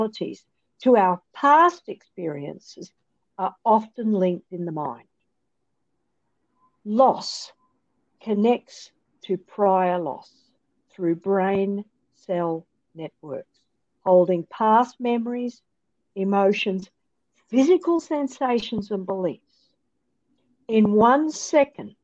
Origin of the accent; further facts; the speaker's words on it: Australia; moved away as an adult; also born or lived in Lubbock, Texas; I'm Australian